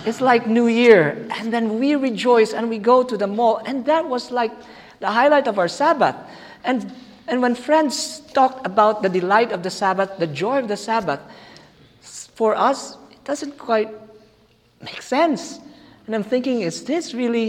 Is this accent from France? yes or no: no; Philippines; English is a second language; moved away; Our church, back in the Philippines, by the way, I'm a Filipino, back in the Philippines